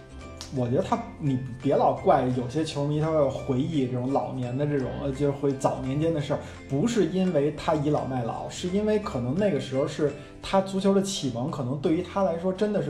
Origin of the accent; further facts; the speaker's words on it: China; 作为一个中国人，有时候你可能很难想象一个城市